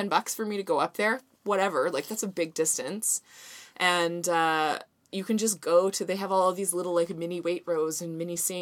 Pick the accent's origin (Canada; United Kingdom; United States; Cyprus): Canada; Vancouver, British Columbia; I'm from Vancouver.